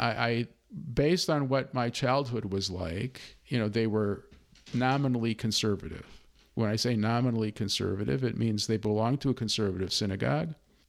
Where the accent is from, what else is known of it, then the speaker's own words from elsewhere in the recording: Chicago, Illinois, United States; I grew up in Chicago.